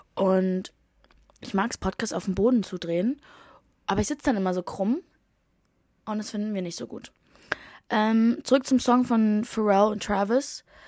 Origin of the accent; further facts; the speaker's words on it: Berlin, Germany; moved away as an adult; now in London, United Kingdom; meine Heimat, aka Berlin